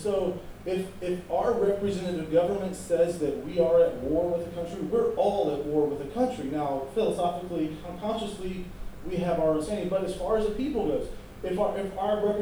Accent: United States; we're American

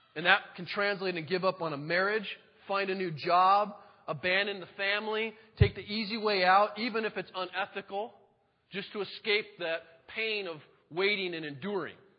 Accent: Monroe, United States; I grew up in Monroe

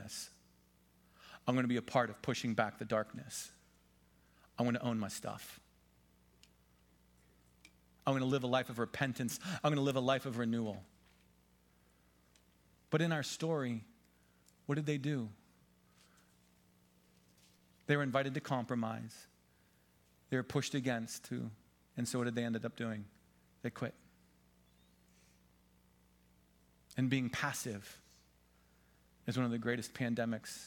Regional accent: Pennsylvania, United States; I'm from Pennsylvania

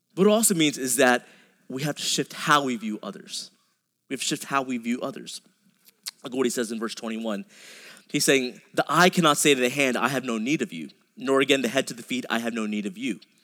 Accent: a suburb outside of Dallas, Texas, United States; I grew up in a suburb outside of Dallas

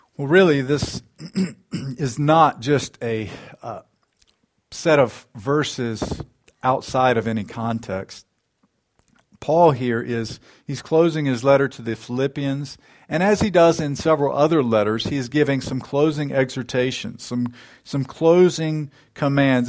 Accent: United States; we as American Christians

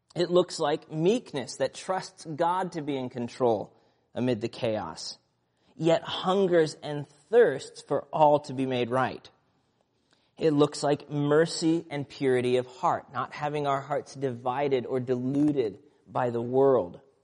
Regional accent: Nebraska, United States; And growing up in Nebraska, we lived, um, just north of town, a small town uh, rural area

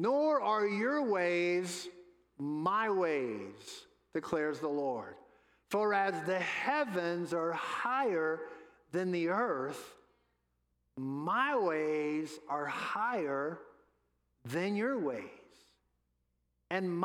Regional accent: New Orleans, Louisiana, United States; I'm from New Orleans, home of the New Orleans Saints

